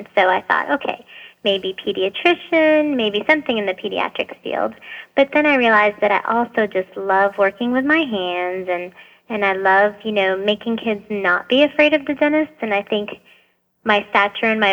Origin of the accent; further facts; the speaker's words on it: Boston, Massachusetts, United States; moved away as an adult; also born or lived in Lebanon; now in Nashville, United States; I lived in Boston for most of my life